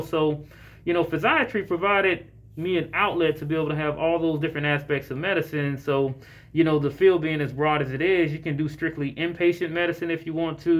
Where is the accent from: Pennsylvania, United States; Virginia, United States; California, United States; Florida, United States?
Florida, United States; Jacksonville; now in Atlanta, United States; I'm born and raised in Jacksonville, Florida